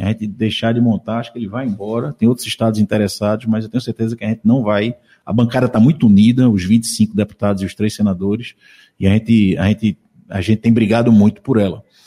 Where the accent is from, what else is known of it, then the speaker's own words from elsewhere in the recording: Jaboatão dos Guararapes, Pernambuco, Brazil; also born or lived in Recife; Nasci em Recife, ali na Barro Lima, na Encruzilhada. Com dois anos fui para Jaboatão, fiquei até os 20 e poucos